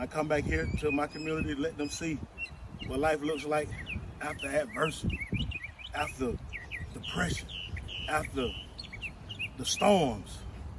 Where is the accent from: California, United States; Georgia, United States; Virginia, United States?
Georgia, United States; moved away; I had to come back to my hometown, Lightning, Georgia